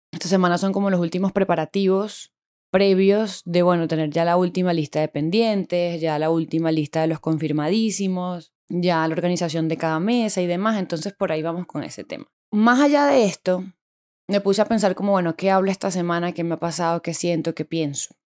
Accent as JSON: {"language": "Spanish", "region": "Bogotá", "country": "Colombia", "lives_now": "Medellín, Colombia", "said": "la mayoría somos personas que vinimos de Bogotá a vivir a Medellín y claramente no teníamos grupo acá"}